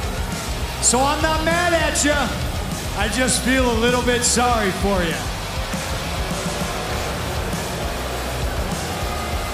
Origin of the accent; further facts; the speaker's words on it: Chicago, Illinois, United States; my hometown, Chicago, Illinois